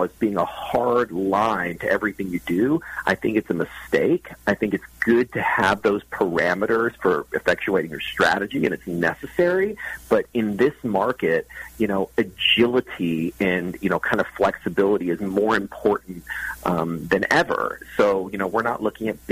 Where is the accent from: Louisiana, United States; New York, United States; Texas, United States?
Texas, United States; I'm from Texas